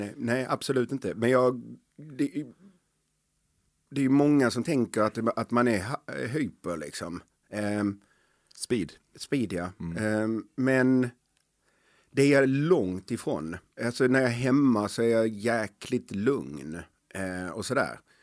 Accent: Helsingborg, Skåne, Sweden; jag är uppväxt på Dalhem i Helsingborg, ett tufft område.

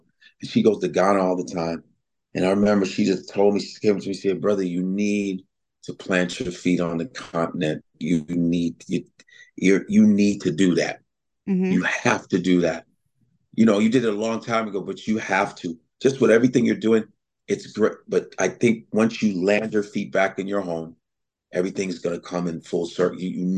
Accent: Nebraska, United States; born there; My sister, my brother, I was born in Nebraska.

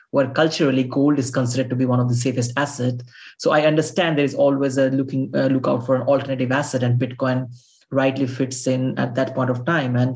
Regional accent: India; I'm coming from India

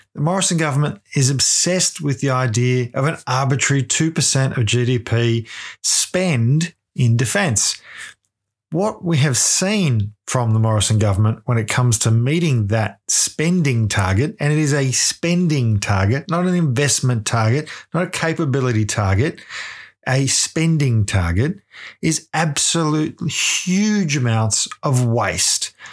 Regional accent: Ballarat, Victoria, Australia; I'm from Ballarat.

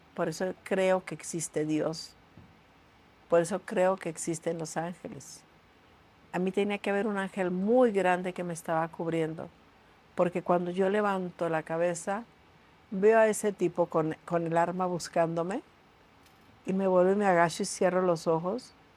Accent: Tijuana, Baja California, Mexico; Yo realmente me crié en Tijuana

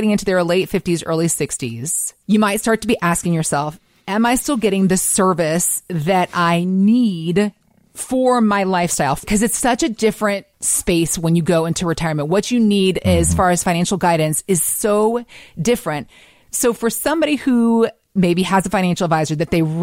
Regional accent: Atlanta, Georgia, United States; I was born and raised in Atlanta

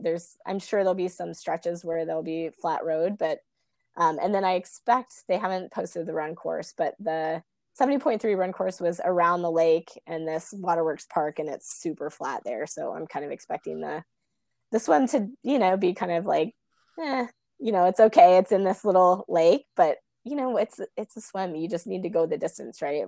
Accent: Kansas, United States; also born or lived in Bay Area, California; now in Des Moines, United States; my hometown in Kansas.

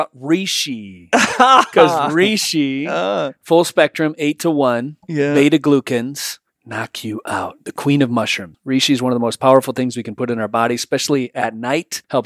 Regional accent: Michigan, United States; I'm from Michigan.

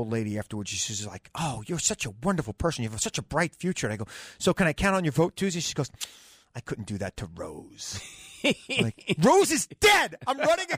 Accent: Long Island, New York, United States; If you were a kid growing up on Long Island in the 80s, as I was

